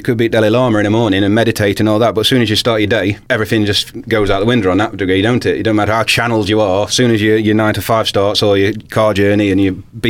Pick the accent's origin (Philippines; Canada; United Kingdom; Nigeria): United Kingdom; Sutton-in-Ashfield, East Midlands; also born or lived in King's Mill; I was born in good old King's Mill. But I was brought up on Sutton Junction, that estate there, you know, it used to be the Cardinal. I was brought up there, so I was a Sutton man, really.